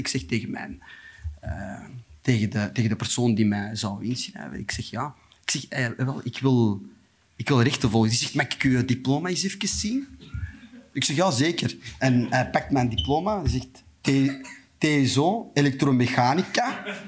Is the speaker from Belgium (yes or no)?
yes; Antwerp, Flanders, Belgium; also born or lived in Beringen, Limburg, Belgium; ik ben in Beringen geboren